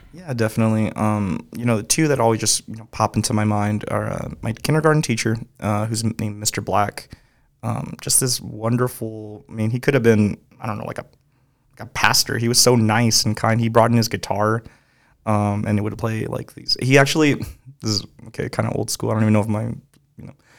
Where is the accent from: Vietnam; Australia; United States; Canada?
United States; Moreno Valley, California; also born or lived in Compton, California; just raised in Moreno Valley. I was born in Compton, California